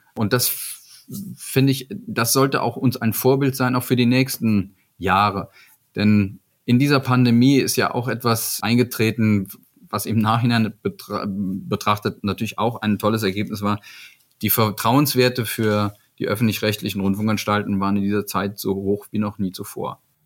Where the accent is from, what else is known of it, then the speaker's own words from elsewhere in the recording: Eifel, Germany; ich bin da groß geworden in der Eifel